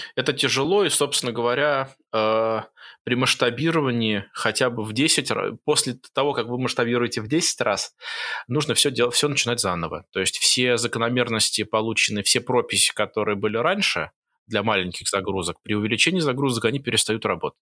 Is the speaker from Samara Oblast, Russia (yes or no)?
no; Moscow, Russia; moved away as an adult; also born or lived in Jerusalem, Israel; now in Singapore; я родился и вырос в Москве